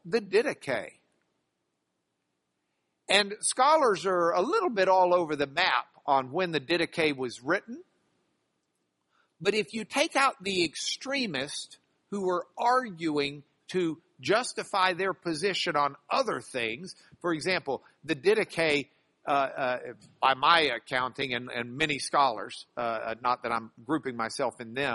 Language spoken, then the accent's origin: English; United States; We grew up in America at a time where Christianity was still recognized as a fabric of our nation